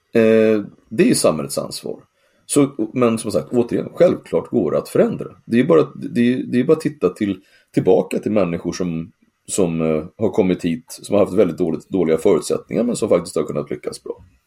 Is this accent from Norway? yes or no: no; Sweden; jag är från Sverige